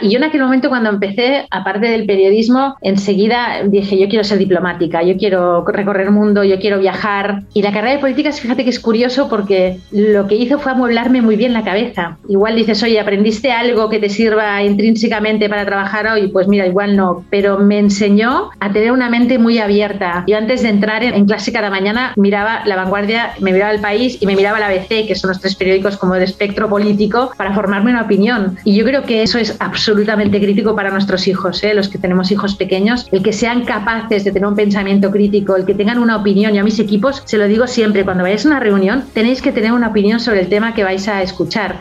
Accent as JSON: {"language": "Spanish", "town": "Barcelona", "region": "Catalonia", "country": "Spain", "tie": "born or raised there", "also_born_or_lived": "France", "moved": "as an adult", "said": "Yo nací en Barcelona, soy de Barcelona"}